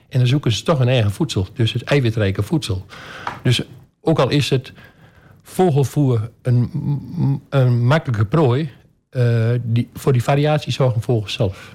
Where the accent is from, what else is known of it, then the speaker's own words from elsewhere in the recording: Albergen, Overijssel, Netherlands; also born or lived in Almelo / Wierden; Ik ben eh, geboren in Albergen. Eh, mijn vader die had naast zijn beroep een, een boerderij